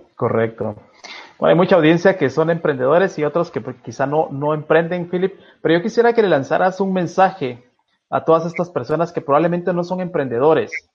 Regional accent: Guatemala; soy guatemalteco

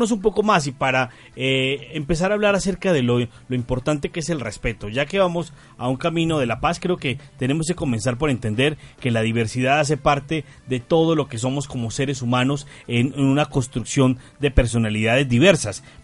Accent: Colombia; ¿Qué, tal somos los colombianos y qué tal es nuestro país eh, propicio para ser diversos o para hablar de diversidad?

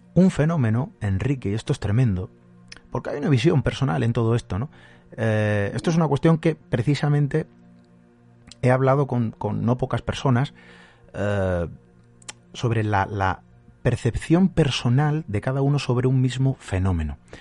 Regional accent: Málaga, Andalusia, Spain; yo soy de Málaga

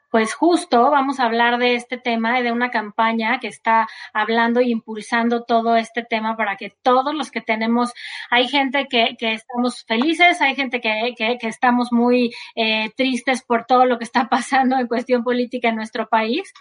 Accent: Mexico; como mexicanos

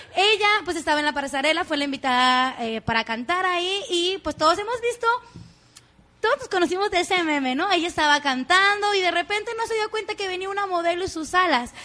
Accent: Mexico; así somos los mexicanos

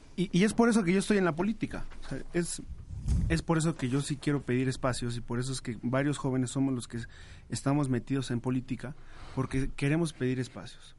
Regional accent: Teotihuacán, State of Mexico, Mexico; Yo soy de Teotihuacán, del estado

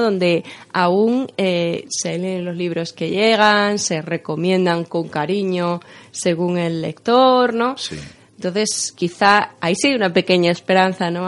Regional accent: Extremadura, Spain; como, extremeños

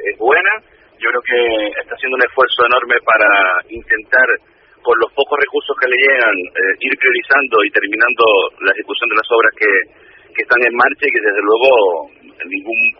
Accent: Canary Islands, Spain; también nosotros como, canarios

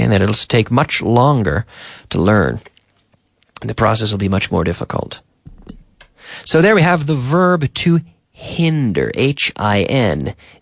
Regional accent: Eastern Canada, Canada; moved away as an adult; now in Spain; if I'm in my hometown in September, I, I go to my, my mother's town in the north of my province and pick blueberries

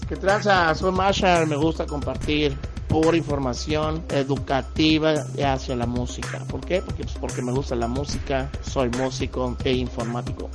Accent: Mexico; somos mexicanos

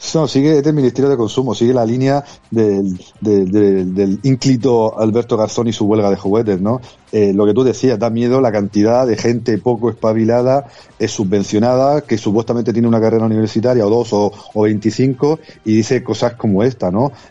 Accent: Region of Murcia, Spain; a los que venimos de Murcia

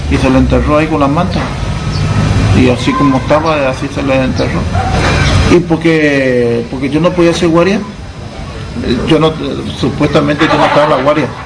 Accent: San Miguel, Buenos Aires Province, Argentina; De San Miguel también.

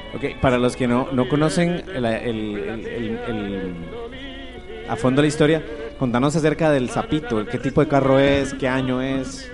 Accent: Costa Rica; Como somos los ticos

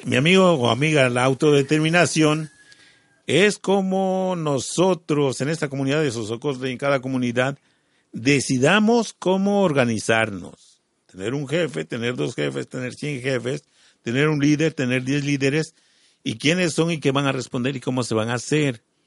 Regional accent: Mexico; Eso indígena ya lo tenemos en la sangre. Y eso es lo que somos todos los mexicanos

